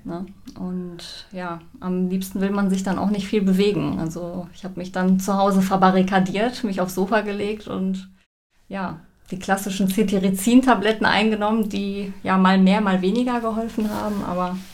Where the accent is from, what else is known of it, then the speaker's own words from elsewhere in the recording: Sauerland, North Rhine-Westphalia, Germany; ich komme aus dem Sauerland